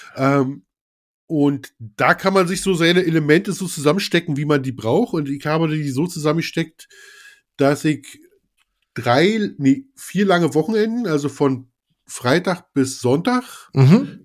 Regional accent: Brandenburg, Germany; accent: Berliner Schnauze; ich bin ja Brandenburger, aber ich hab so ein bisschen Berliner Schnauze

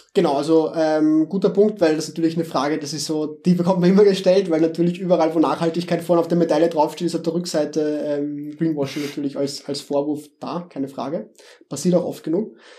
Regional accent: Vienna, Austria; accent: Viennese dialect; ich komme aus Wien, wie man vielleicht hört an meinem Dialekt

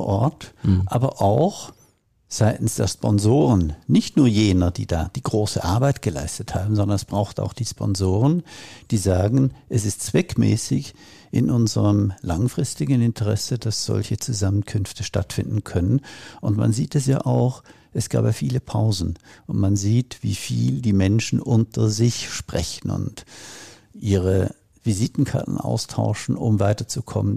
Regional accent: Switzerland; ich komme aus der Schweiz

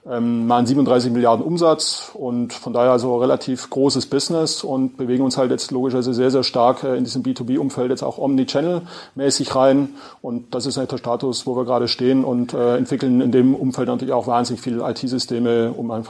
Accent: Swabia, Germany; accent: Swabian; Und wie man, glaube ich, hört, ähm, bin Schwabe, versuche Hochdeutsch zu sprechen

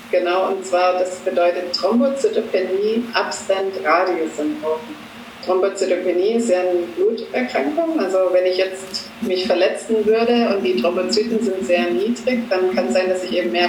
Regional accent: Böblingen, Baden-Württemberg, Germany; ich komme aus Böblingen, genau, das liegt in Baden-Württemberg, ganz in der Nähe von Stuttgart. Da bin ich auch ja, geboren, also ich bin nie weit weggezogen, immer so im Böbling rum.

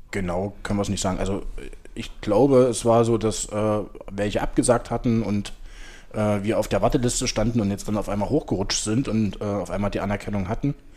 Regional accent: Halle, Saxony-Anhalt, Germany; moved away as an adult; now in Berlin, Germany; meine Heimatstadt, Hallischer

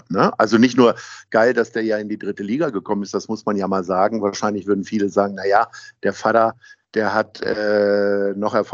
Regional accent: Northern Germany, Germany; Das ist Umsteigen in Mannheim ist immer so ein bisschen schwierig für mich als Norddeutscher, den Dialekt da irgendwie so zu ertragen.

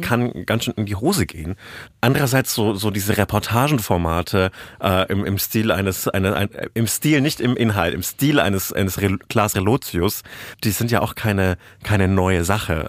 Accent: Bamberg district, Bavaria, Germany; moved away; in meiner Heimatregion, die auch ein massives Nazi-Problem hat

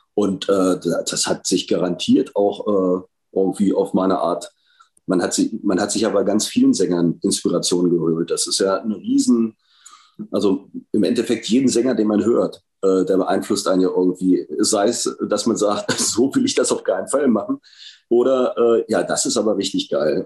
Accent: Hanover, Lower Saxony, Germany; in meiner Heimatstadt passiert, tatsächlich in Hannover

